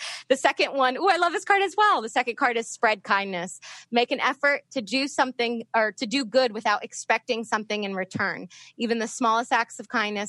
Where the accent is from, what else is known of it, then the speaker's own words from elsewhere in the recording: Northern Virginia, United States; moved away; I grew up in Northern Virginia